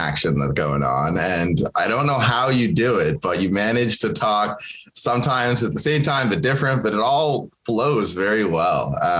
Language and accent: English; Kenya; first language Swahili; English is a second language; now in Canada; that's the language that I grew up speaking in Kenya, obviously. And English was my third language after I learned Swahili, and then Arabic. And then when we came to Canada, eventually English.